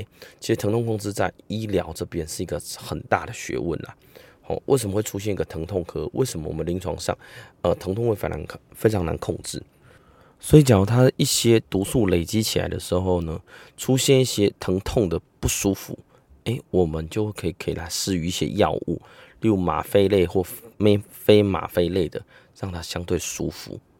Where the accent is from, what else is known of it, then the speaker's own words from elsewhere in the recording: Taiwan; 那我们台湾人呢，呃，东方人呢，大概会以呃欠缺活力、肌肉酸痛、无力来表现。